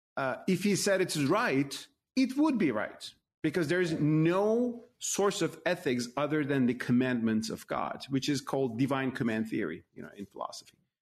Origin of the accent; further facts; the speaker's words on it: Turkey; moved away; as a Muslim myself, in my home country, Turkey